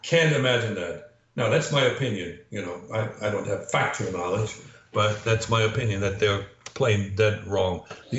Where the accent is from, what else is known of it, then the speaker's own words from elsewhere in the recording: Canada; As a Canadian